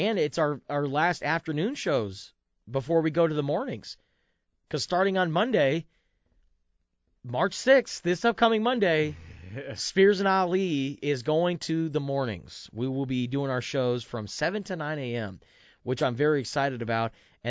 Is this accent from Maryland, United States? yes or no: no; Tucson, Arizona, United States; I'm from Tucson